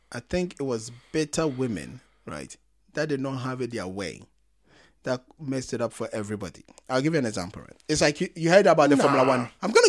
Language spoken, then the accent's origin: English; Ghana; because I'm Ghanaian.